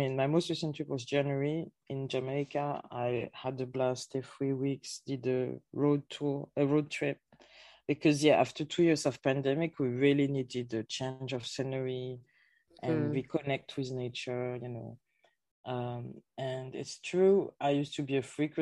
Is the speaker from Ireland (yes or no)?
no; Paris, Île-de-France, France; moved away as an adult; also born or lived in Guadeloupe / Germany / Netherlands / United Kingdom; I'm French Caribbean. I was born in Paris. My parents are originally from Guadeloupe